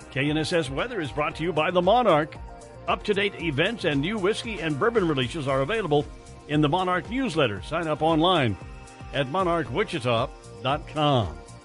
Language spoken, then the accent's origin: English; Kansas, United States; growing up in Kansas